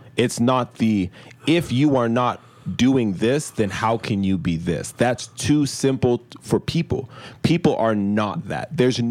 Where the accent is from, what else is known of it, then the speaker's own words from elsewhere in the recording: Nigeria; We're Nigerian.